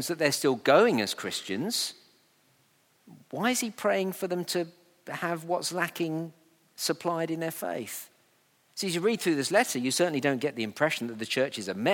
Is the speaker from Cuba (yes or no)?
no; United Kingdom; we're very British